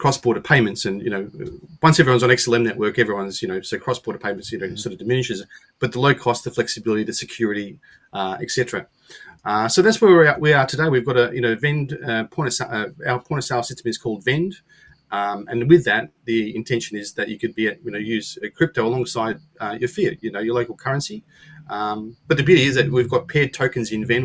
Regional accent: Australia; being an Aussie

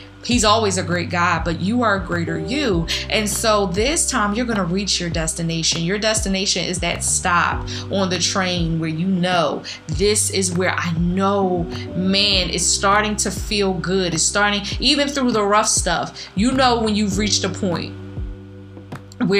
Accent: Philadelphia, Pennsylvania, United States; I'm from the School of the Hard Knocks from North Philly

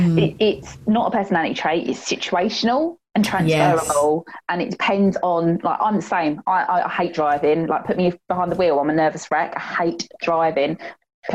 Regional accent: Gravesend, South East England, United Kingdom; also born or lived in Sheffield; I was born up, brought up here

